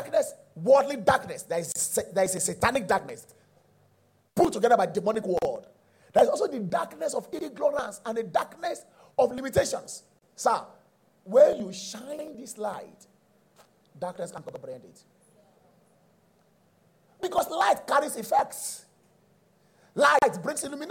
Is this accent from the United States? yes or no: no; Nigeria; I was born in Nigeria and I still operate in Nigeria